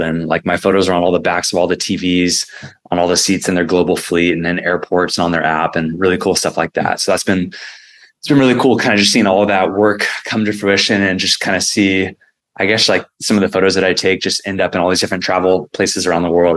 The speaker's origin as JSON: {"language": "English", "town": "San Diego", "region": "California", "country": "United States", "tie": "born or raised there", "said": "my hometown"}